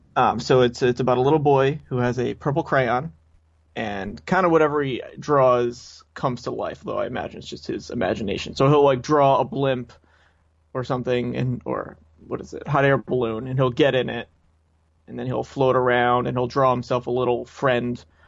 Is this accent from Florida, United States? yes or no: no; Coventry, Rhode Island, United States; now in Warwick, United States; I'm from Rhode Island. From Coventry, Rhode Island is where I grew up, and I now live in Warwick